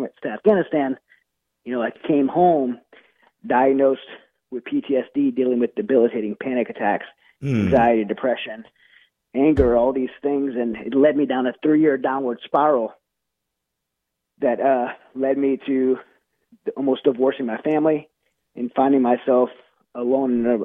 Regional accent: Louisiana, United States; I'm from Louisiana

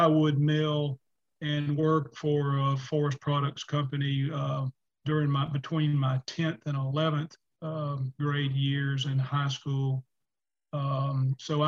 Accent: Southeast, United States; Growing up in the Southeast, of course, we were surrounded by forest and natural resources everywhere

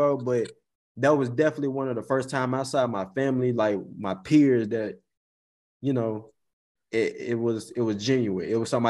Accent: near Forrest City, Arkansas, United States; I'm from Cote, Arkansas, bro. So, you know, that's the country outside of Forest City.

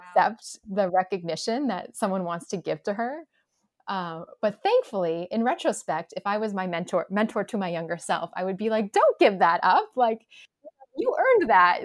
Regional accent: New Jersey, United States; I grew up in the New Jersey suburbs

